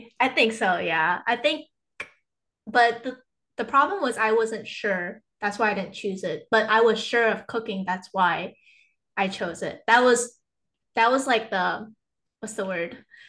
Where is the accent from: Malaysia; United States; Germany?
Malaysia; So I'm from Malaysia. So I feel like even like back from like when my grandma or like my relatives would cook, I would just watch them